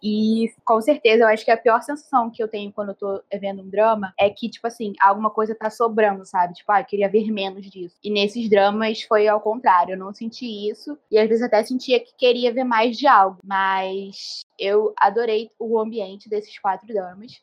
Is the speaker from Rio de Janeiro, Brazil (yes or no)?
yes; Rio de Janeiro, Brazil; eu sou do Rio de Janeiro